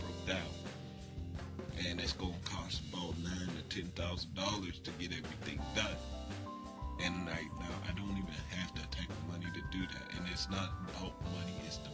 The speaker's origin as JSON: {"language": "English", "town": "Pittsburgh", "region": "Pennsylvania", "country": "United States", "tie": "born or raised there", "moved": "yes", "lives_now": "New Castle, United States", "said": "I'm necessarily from Pittsburgh"}